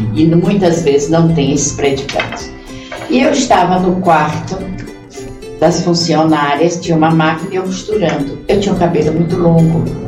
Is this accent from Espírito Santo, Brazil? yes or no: no; Itabuna, Bahia, Brazil; Itabuna porque essa é a minha terra